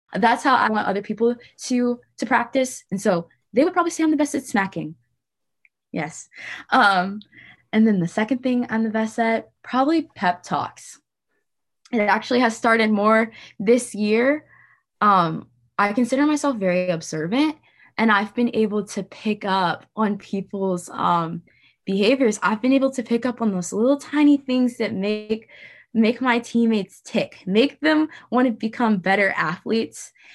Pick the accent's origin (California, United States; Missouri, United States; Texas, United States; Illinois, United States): Missouri, United States; St. Louis; I was born and raised in Saint Louis, Missouri